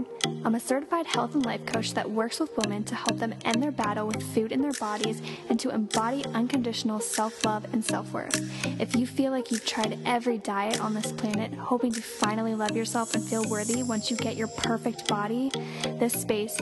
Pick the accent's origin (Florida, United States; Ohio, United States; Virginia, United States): Ohio, United States; I'm from Ohio